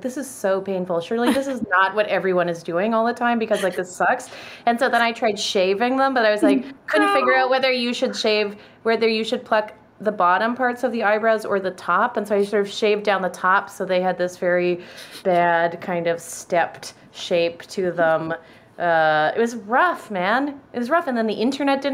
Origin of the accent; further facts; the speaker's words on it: Victoria, British Columbia, Canada; moved away as an adult; also born or lived in Wisconsin / Chicago; now in United States; the church that I went to growing up in Victoria